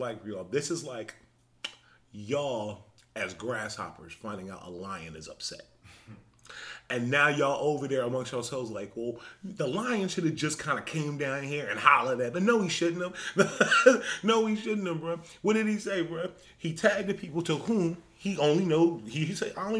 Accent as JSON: {"language": "English", "town": "Philadelphia", "region": "Pennsylvania", "country": "United States", "said": "I'm from Philly"}